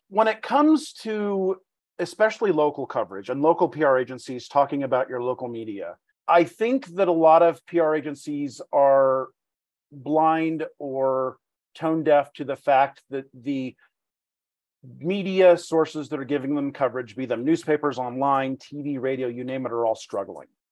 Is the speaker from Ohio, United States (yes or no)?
no; Reno, Nevada, United States; also born or lived in Palm Springs, California; this is my hometown